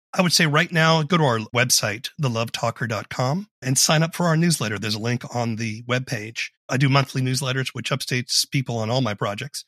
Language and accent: English; Charleston, South Carolina, United States; I grew up in Charleston, South Carolina.